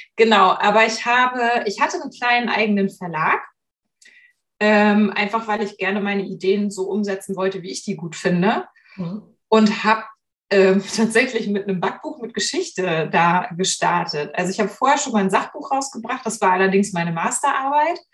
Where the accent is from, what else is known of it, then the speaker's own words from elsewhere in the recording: Hamburg, Germany; habe Literatur studiert in Hamburg, in meiner Geburtsstadt